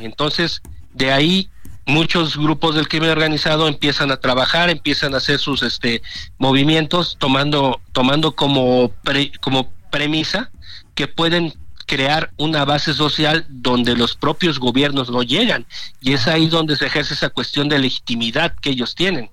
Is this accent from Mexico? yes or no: yes; Tierra Caliente, Michoacán, Mexico; moved away; si me voy a mi tierra, lo que es la parte de Tierra Caliente Michoacana